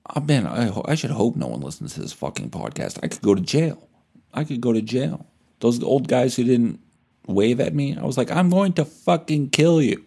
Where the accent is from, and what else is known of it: Canada